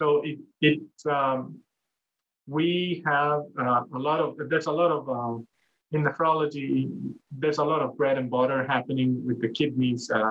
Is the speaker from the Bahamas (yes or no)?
no; El Salvador; moved away as an adult; also born or lived in New York State, United States; now in Hawaii, United States; I'm originally from El Salvador in Central America